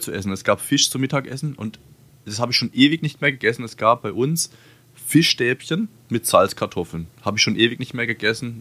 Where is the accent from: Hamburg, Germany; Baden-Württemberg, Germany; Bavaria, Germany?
Baden-Württemberg, Germany; bei uns in Baden-Württemberg